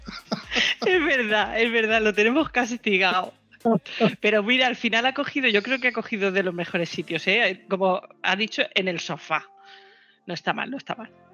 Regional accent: Elda, Valencian Community, Spain; Estamos en Elda, somos de Elda

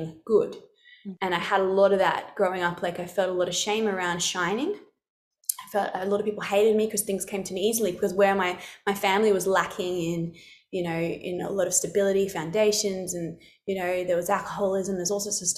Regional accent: Alice Springs, Northern Territory, Australia; I come from Central Australia, so Alice Springs

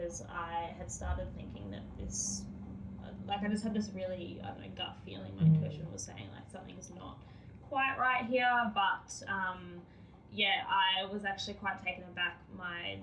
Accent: Australia; being Australian

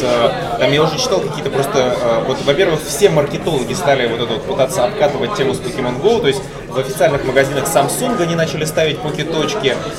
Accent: Ukraine; мы с Украины

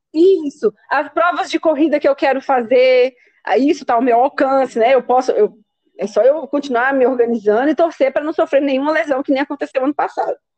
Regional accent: Brazil; como a gente é brasileira

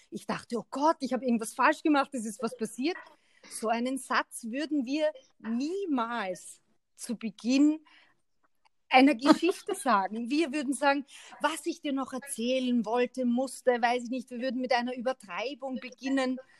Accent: Austria; man muss schon hinter die Worte blicken, wenn man als Österreicher mit einem Deutschen, ich breche das jetzt so über den, über den Kamm

